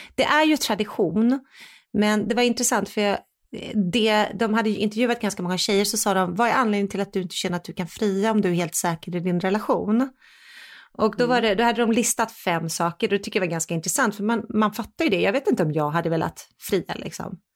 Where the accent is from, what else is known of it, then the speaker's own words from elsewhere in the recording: Sweden; jag är ju fortfarande svensk